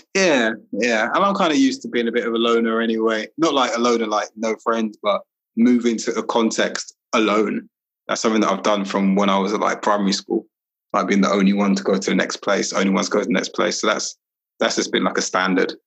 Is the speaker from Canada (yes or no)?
no; London, United Kingdom; moved away as an adult; also born or lived in Walthamstow / Highbury; I grew up in Brixton